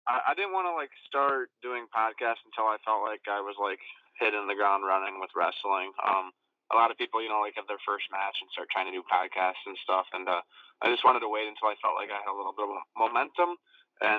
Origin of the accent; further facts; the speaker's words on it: Illinois, United States; moved away as an adult; also born or lived in Florida; I'm from Illinois, but my parents had moved down to Florida during my sophomore year of college when I was 19